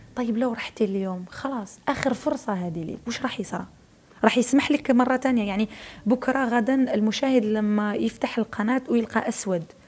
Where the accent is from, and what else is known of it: Algeria